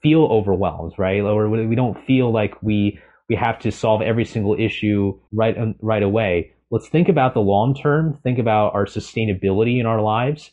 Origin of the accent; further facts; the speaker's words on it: California, United States; I'm originally from California